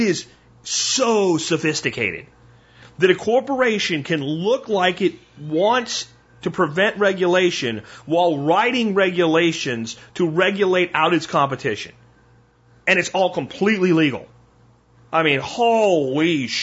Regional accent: United States; I am an American.

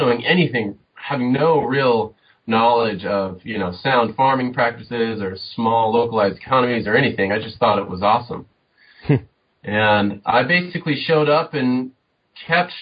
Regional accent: Southern California, United States; moved away; I grew up in Southern California, typical suburban

